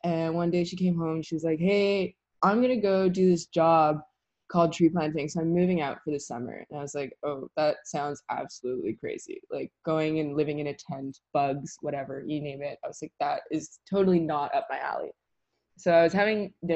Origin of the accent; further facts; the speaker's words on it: Wakefield, Quebec, Canada; moved away as an adult; now in Nelson, Canada; I was born and raised in Wakefield, Quebec